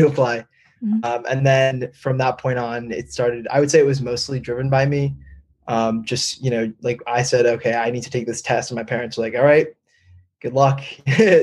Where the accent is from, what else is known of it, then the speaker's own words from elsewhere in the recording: Northern New Jersey, United States; I'm originally from Northern New Jersey